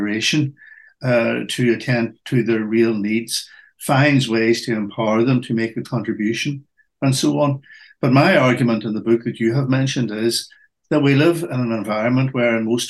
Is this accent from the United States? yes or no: no; Northern Ireland, United Kingdom; I was brought up in Northern Ireland at the height of what were called the Troubles